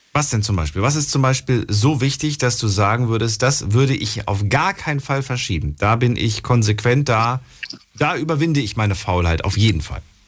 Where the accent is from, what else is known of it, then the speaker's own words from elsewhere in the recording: Frankfurt, Hesse, Germany; bei uns in Frankfurt